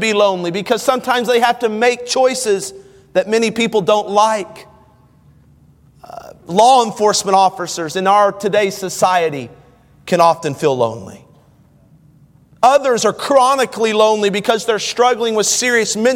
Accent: United States; As an American

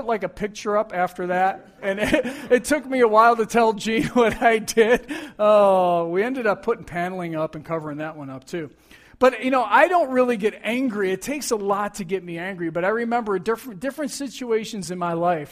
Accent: Buffalo, New York, United States; as a teenager growing up in Buffalo, New York

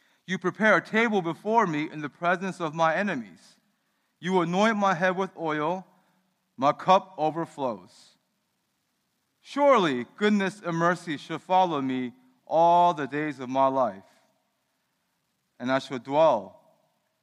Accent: Baltimore, Maryland, United States; when I was growing up in the United States, my parents immigrated here in 1980

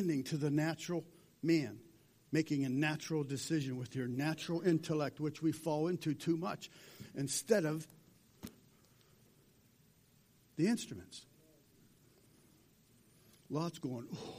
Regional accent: Pittsburgh, Pennsylvania, United States; moved away as an adult; now in Zanesville, United States; I'm from Pittsburgh.

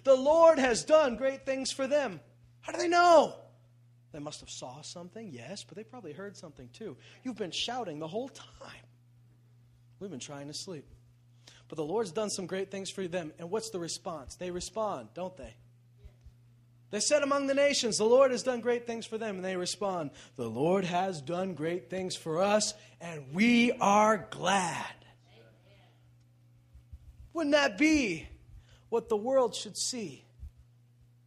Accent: Canada; we're Canadian

